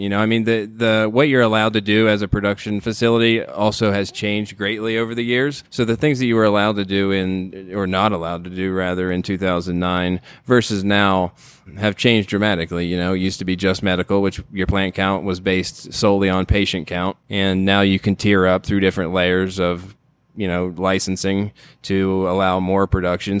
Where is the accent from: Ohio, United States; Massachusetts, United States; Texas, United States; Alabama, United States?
Ohio, United States; moved away; I grew up in Ohio in the middle of corn country